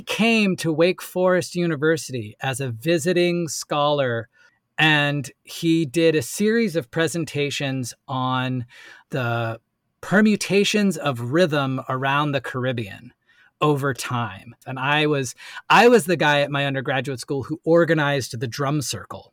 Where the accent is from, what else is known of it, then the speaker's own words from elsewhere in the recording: Asheville, North Carolina, United States; also born or lived in New York City; from Asheville, North Carolina, and, uh, moved back to my hometown